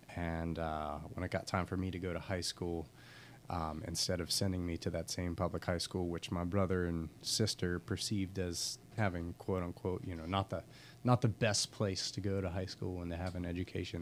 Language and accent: English; Pittsburgh, Pennsylvania, United States; moved away as an adult; also born or lived in Camden; now in Norfolk, United States; I'm Pittsburgh born and raised